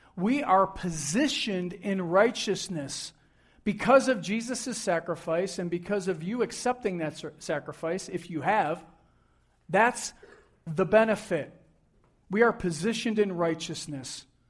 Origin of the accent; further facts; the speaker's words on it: Buffalo, New York, United States; I grew up in Buffalo, New York